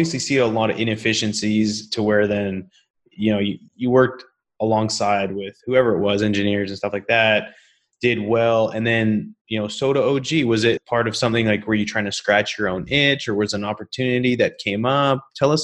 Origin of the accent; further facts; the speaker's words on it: British Columbia, Canada; also born or lived in Calgary, Canada; now in Houston, United States; I grew up in British Columbia